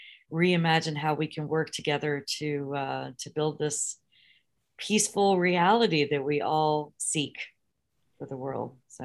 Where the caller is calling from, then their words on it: Bridgeport, Connecticut, United States; I'm calling from Bridgeport, Connecticut.